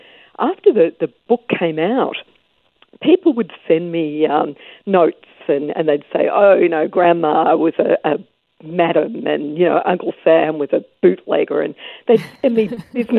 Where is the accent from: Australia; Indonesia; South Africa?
Australia; now in Vancouver, Canada; I'm Australian, and I came over around the time of Expo